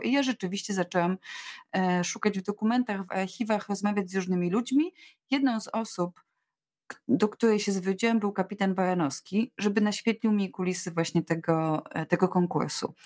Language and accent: Polish; Łódź, Łódź Voivodeship, Poland; urodziłam się w Łodzi, daleko od wszystkich, od różnych akwenów, ale mama zapisała mnie w podstawówce do szkótni w Pabianicach